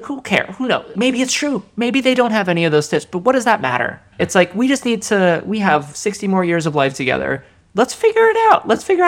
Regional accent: Japan; born there; And that was because I was born in Japan, and there was this sense of...

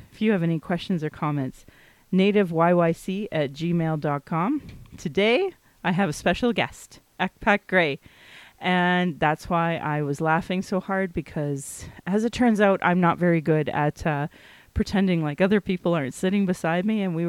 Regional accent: Calgary, Alberta, Canada; I was born in Calgary. I acknowledge my lineage and where I was born because even though I'm native and even though I was born here, my family is not part of the Treaty 7 signatories

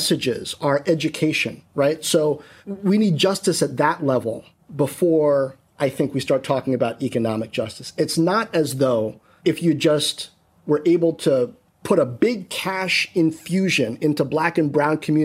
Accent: Washington, District of Columbia, United States; growing up in Washington, D.C. in the 80s

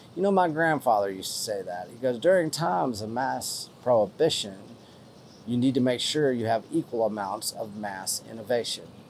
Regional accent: West Texas, United States; accent: West Texas; I'm from West Texas

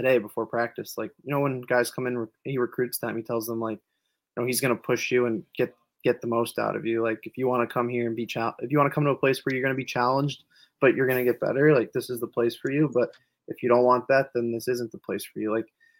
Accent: Long Island, New York, United States; I'm from Long Island, so always wanted to play college hockey

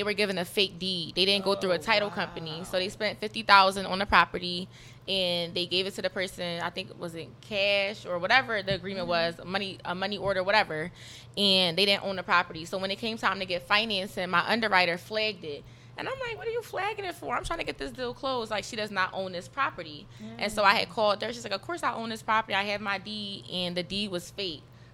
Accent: Philadelphia, Pennsylvania, United States; I'm from North Philadelphia

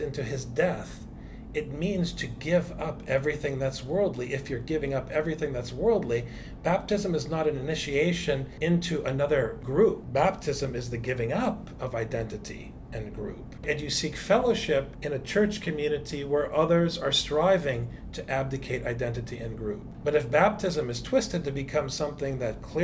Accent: United States; I am obviously an American, but I'm also an Arab. My parents are immigrants

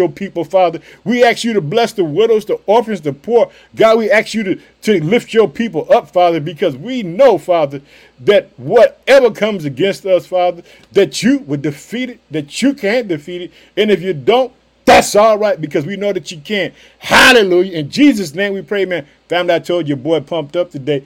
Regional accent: Illinois, United States; now in Chicago, United States; That's my home state. I live in the city of Chicago

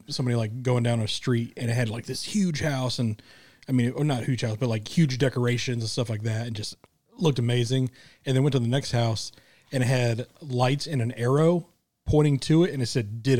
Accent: Midwest, United States; moved away; I grew up in the Midwest where it snowed a lot.

